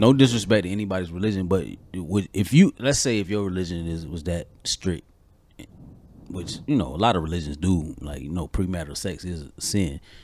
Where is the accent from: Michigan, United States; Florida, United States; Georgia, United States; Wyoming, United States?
Georgia, United States; I grew up in Georgia